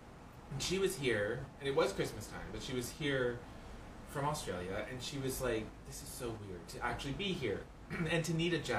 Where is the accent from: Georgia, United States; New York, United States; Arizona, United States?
Georgia, United States; Atlanta; I'm from Atlanta, multiple decades